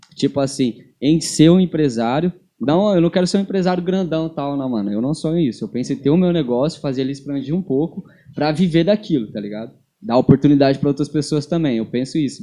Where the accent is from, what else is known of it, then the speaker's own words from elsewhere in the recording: São Paulo, Brazil; now in Londrina, Brazil; eu nasci em São Paulo. Eu não sou de Londrina